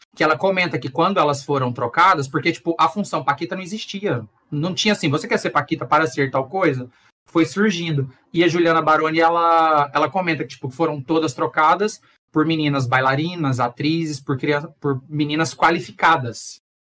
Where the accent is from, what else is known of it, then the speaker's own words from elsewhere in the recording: Goiás, Brazil; eu que sou de Goiás